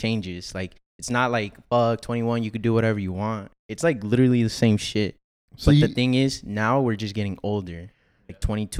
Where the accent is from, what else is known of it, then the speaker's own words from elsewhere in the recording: Los Angeles, California, United States; From the city of Los Angeles.